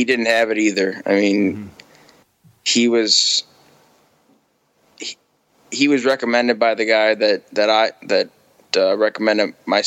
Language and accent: English; Chicago, Illinois, United States; moved away as an adult; also born or lived in Trnava, Slovakia; I'm from Chicago